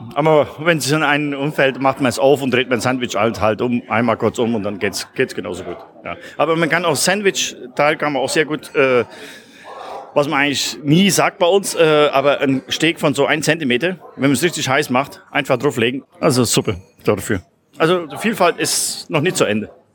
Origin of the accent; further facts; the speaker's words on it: Belgium; als Belgier